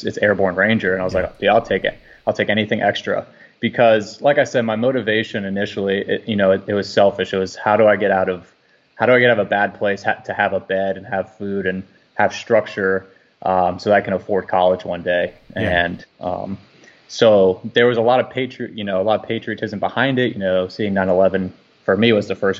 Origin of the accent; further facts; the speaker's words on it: Fort Lauderdale, Florida, United States; also born or lived in Orlando, Florida; I grew up in Fort Lauderdale, Florida, and then moved around a lot and then ended up in the Orlando area